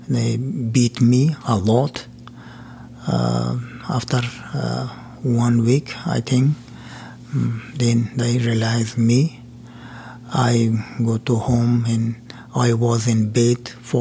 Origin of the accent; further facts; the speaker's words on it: Afghanistan; English is a second language; moved away as an adult; now in United States; I'm from Afghanistan. I worked as a pharmacist in a hospital, district hospital